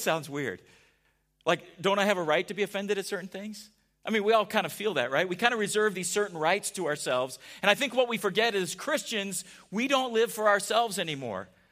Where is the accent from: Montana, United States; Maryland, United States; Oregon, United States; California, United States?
California, United States; San Diego; We grew up in San Diego together.